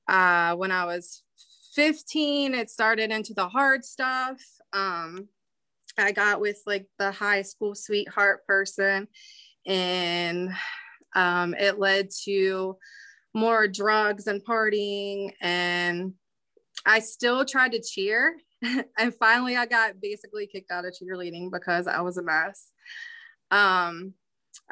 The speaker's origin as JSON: {"language": "English", "town": "Winchester", "region": "Virginia", "country": "United States", "tie": "born or raised there", "also_born_or_lived": "Bunker Hill, West Virginia", "moved": "yes", "lives_now": "Martinsburg, United States", "said": "I grew up in Bunker Hill. My parents divorced when I was 4. And then after that, my mom moved me and my sister to Winchester."}